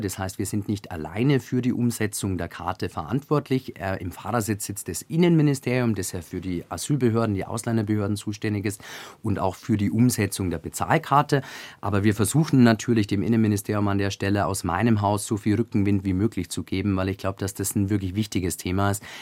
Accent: Augsburg, Bavaria, Germany; aus der Bezirkshauptstadt Augsburg, aus meiner Heimat

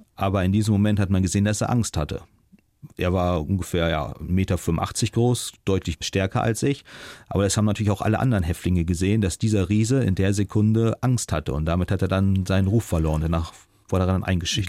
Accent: Germany; moved away as an adult; also born or lived in China

